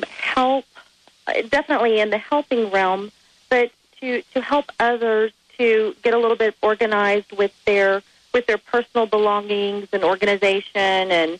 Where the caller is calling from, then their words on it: Texas, United States; Hi, how are you? I'm calling from Texas.